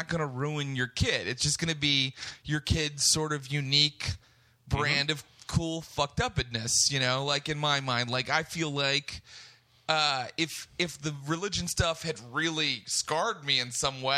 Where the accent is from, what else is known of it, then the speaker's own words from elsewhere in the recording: West Virginia, United States; I grew up Pentecostal in West Virginia